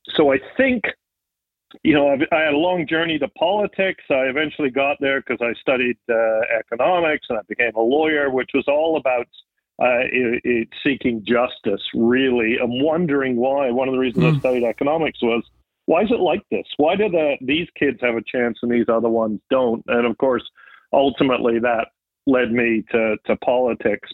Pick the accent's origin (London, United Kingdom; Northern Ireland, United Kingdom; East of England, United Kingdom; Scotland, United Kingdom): East of England, United Kingdom; Triplow; also born or lived in United States; I was born in the U.S., but we moved pretty quickly back to England, where my mom was from, and lived with my granddad